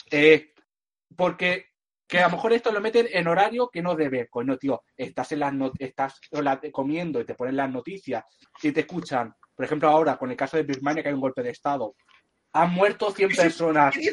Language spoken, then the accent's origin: Spanish; Catalonia, Spain; todos somos de Cataluña.